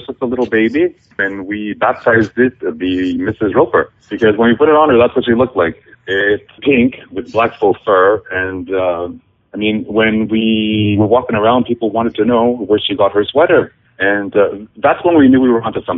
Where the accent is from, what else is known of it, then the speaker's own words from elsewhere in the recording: Northern Ontario, Canada; I grew up in Northern Ontario, where everything is very bilingual.